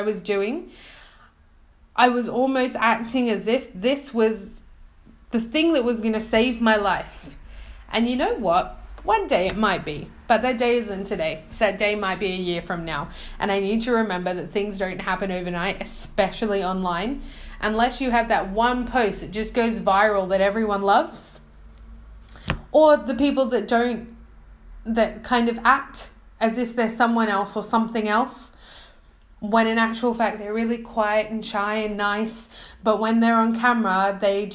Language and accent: English; Australia; moved away; As an Australian, I used to speak really fast, but I think now, I don't know, coming here, nobody understood a word I was saying, so now I'm speaking very slow